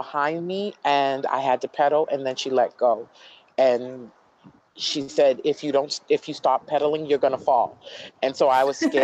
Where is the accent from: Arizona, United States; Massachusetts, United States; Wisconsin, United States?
Massachusetts, United States; Boston; also born or lived in Cape Cod, Massachusetts; I am from New England, was raised in Boston as well as Cape Cod